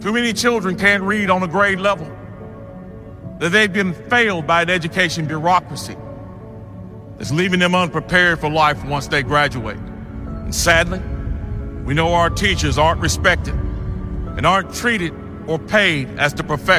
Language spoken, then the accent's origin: English; Greensboro, North Carolina, United States; I grew up poor here in Greensboro